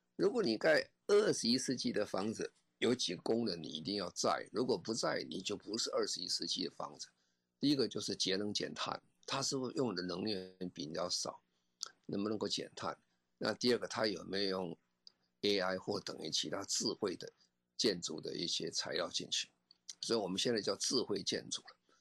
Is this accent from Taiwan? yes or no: yes; Taiwan; 我们台湾人